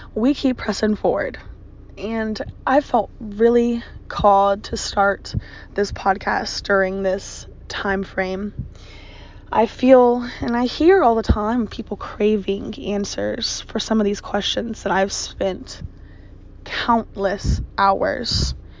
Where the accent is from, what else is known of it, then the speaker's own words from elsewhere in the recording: Virginia, United States; born and raised in Virginia. I've lived here most of my life.